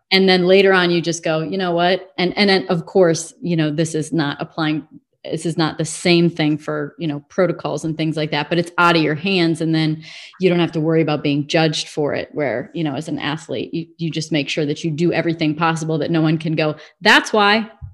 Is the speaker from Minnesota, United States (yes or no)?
no; Illinois, United States; I'm from Illinois